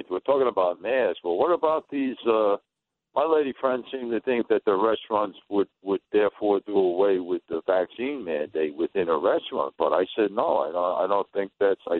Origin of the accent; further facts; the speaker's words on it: Astoria, New York, United States; Uh, I went to Bryant, but things weren't so good there. My parents were divorced, so I got to finish up at Van Buren over in the middle. Uh, that was the uh, uh, Queens Village.